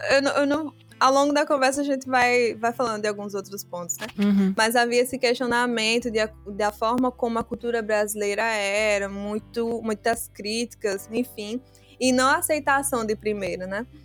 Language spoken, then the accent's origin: Portuguese; Biombo, Guinea-Bissau; E nós somos de Biombo, uma cidade de Biombo. E lá meus pais aprenderam a falar o papel, que se fala pepel, na verdade. E aí eu não aprendi, porque eu fui criado na cidade.